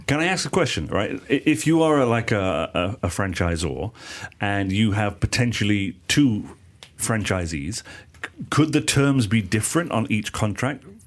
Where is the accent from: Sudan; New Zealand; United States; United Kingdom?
United Kingdom; in the U K as well. In my hometown, on the same street, there are three bakeries